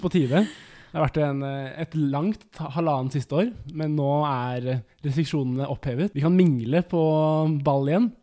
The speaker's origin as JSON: {"language": "Norwegian", "town": "Porsgrunn", "region": "Telemark", "country": "Norway", "moved": "yes", "said": "hjemme i Porsgrunn"}